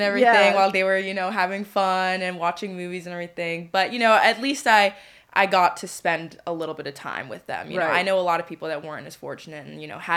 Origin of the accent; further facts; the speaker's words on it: just outside D.C., Maryland, United States; moved away as an adult; also born or lived in Pennsylvania; now in Harrisburg, United States; I'm originally from Maryland, just outside D.C., and yeah, this is a brand new city for me